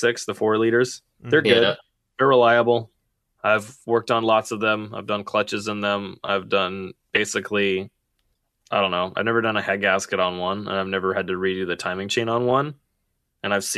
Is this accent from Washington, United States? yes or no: yes; Seattle, Washington, United States; I grew up in the Seattle area